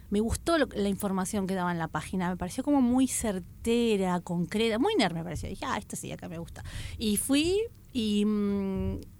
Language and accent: Spanish; Argentina